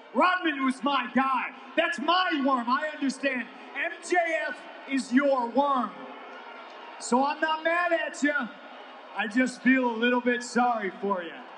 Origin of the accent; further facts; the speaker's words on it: Chicago, Illinois, United States; my hometown, Chicago, Illinois